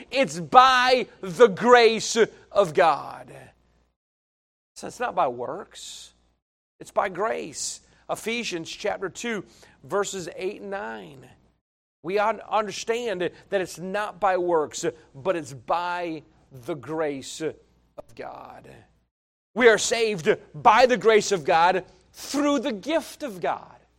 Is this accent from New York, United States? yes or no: yes; northeast of Albany, New York, United States; the little towns that I'm from and so I always, I always reference Albany. So we're Two hours, forty-five minutes northeast of Albany